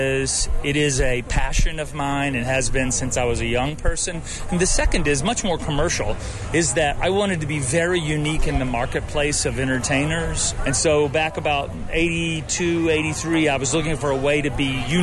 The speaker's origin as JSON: {"language": "English", "region": "Alabama", "country": "United States", "tie": "born or raised there", "also_born_or_lived": "Texas", "said": "I was born in Texas and raised in Alabama."}